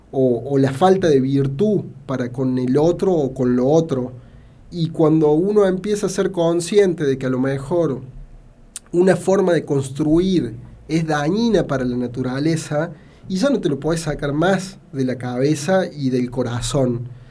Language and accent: Spanish; Banda Norte, Córdoba, Argentina; no crecí en el centro, no crecí eh, en una ciudad más grande, crecí en Banda Norte